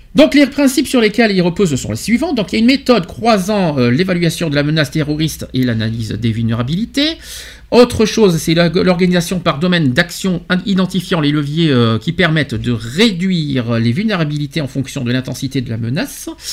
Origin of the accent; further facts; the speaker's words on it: France; chez nous en France